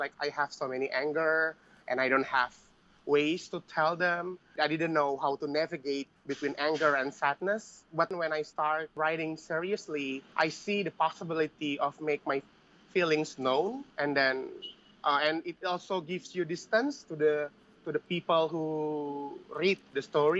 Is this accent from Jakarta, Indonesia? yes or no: no; Bekasi, West Java, Indonesia; I grew up in Bekasi